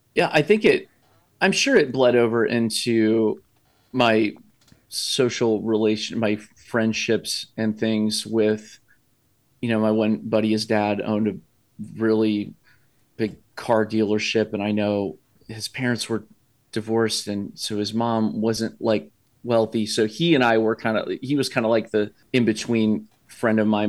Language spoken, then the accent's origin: English; Columbus, Ohio, United States; born and raised here in Columbus, Ohio.